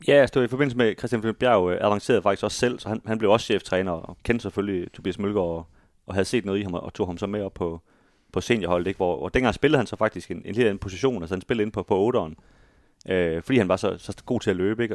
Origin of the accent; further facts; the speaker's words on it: Aarhus, Central Denmark Region, Denmark; vi i hvert fald her som, som aarhusianere